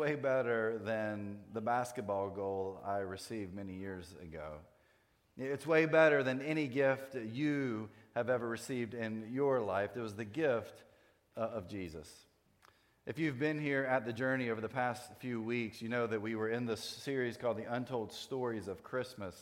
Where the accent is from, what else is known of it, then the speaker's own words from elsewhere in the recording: North Carolina, United States; I grew up in North Carolina